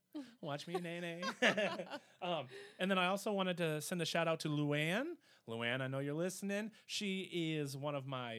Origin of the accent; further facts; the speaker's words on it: Wisconsin, United States; Well, we are from Wisconsin